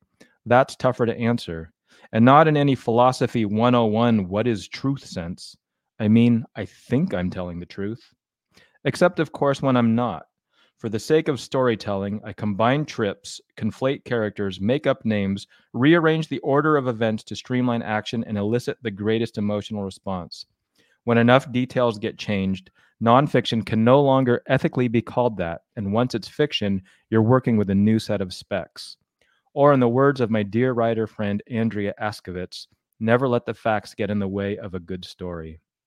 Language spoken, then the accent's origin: English; Connecticut, United States; My friend Rich and I grew up together in Connecticut, diehard baseball fans.